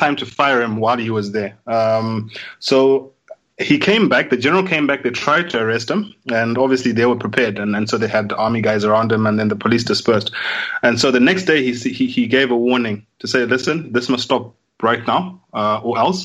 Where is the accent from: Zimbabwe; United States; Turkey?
Zimbabwe